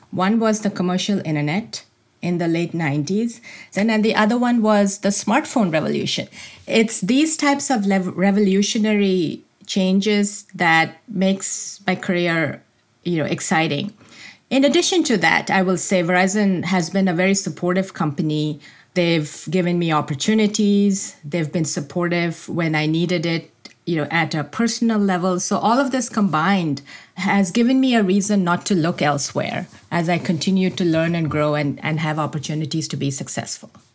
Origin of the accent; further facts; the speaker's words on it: India; moved away as an adult; As a child, I grew up in India.